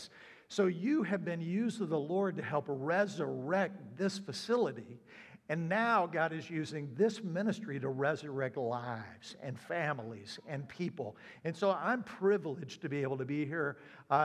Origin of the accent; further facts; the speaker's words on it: South Carolina, United States; also born or lived in upstate New York / Florida; now in Ohio, United States; I'm originally from South Carolina.